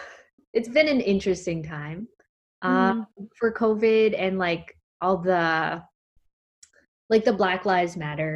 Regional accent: Philippines; And then get shot at because I'm Filipino.

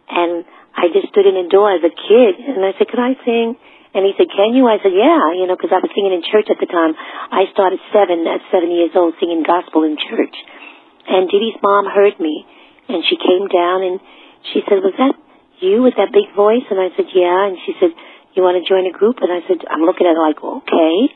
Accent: New York City, New York, United States; accent: Brooklyn; I was with … we were all from Brooklyn. I'm from Brooklyn, Bedford-Stuyvesant.

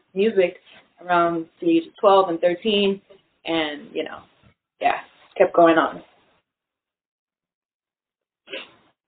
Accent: New York City, New York, United States; I'm a singer from New York. I was born in Brooklyn, raised in Washington Heights

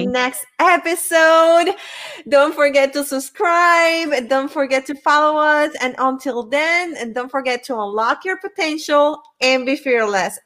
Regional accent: Puerto Rico; I'm from Puerto Rico

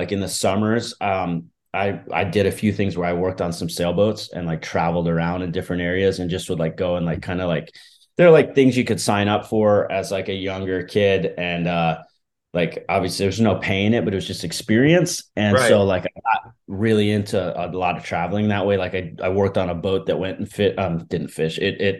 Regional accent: East Coast, United States; I was like, you know, growing up on the East Coast.

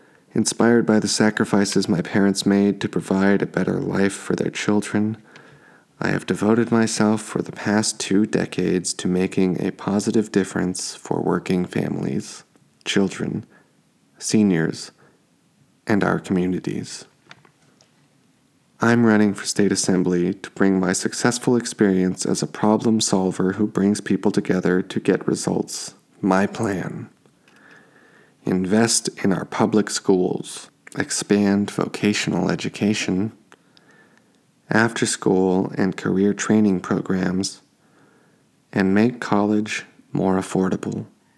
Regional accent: Cypress Park, California, United States; I am a resident of Echo Park, born and raised in Cypress Park. The proud son of Mexican immigrants, I have lived in this community for most of my life.

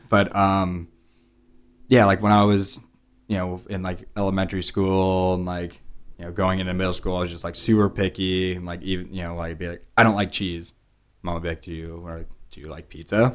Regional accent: Pleasanton, California, United States; moved away; also born or lived in New York; My sisters and I were born and raised in a town called Pleasanton

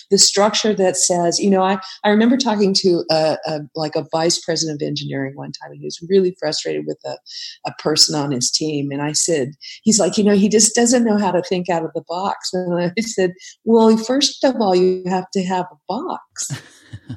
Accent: Silicon Valley, California, United States; I grew up out here in the Silicon Valley, surrounded by software engineers

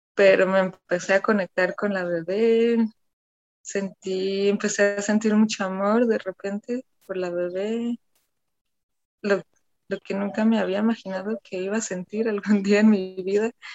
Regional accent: Cologne, North Rhine-Westphalia, Germany; moved away as an adult; now in Guadalajara, Mexico; nací y crecí en, Alemania, en Colonia

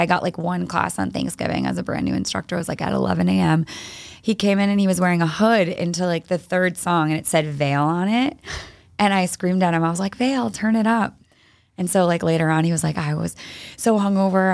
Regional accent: East Greenwich, Rhode Island, United States; moved away as an adult; also born or lived in Nashville / Los Angeles; now in Boston, United States; I grew up in East Greenwich, Rhode Island, so not too far from here

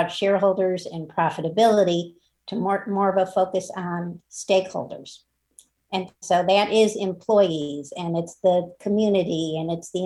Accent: Chicago, Illinois, United States; now in Santa Barbara, United States; I'm originally from Chicago, Illinois, and the southern suburbs of Chicago

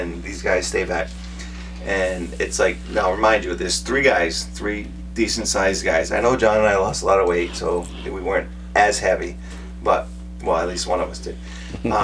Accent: New England, United States; We're from New England

